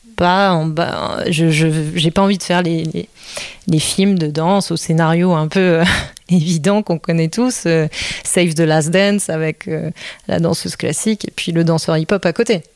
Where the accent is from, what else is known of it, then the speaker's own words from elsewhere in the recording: Belgium; also born or lived in Netherlands / Corsica / United States; now in France; j'étais pas venue en France, puisque je suis née en Belgique